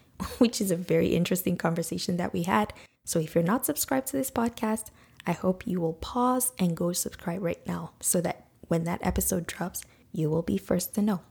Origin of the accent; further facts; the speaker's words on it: Nigeria; now in Canada; that's how we grew up in Nigeria